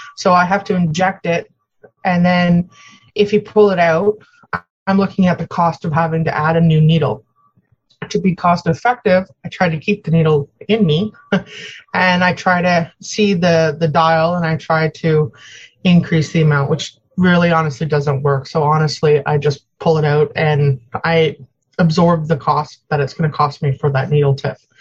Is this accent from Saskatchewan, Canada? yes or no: no; Ontario, Canada; also born or lived in Newfoundland; I grew up in Ontario and Newfoundland. I spent my summers in Newfoundland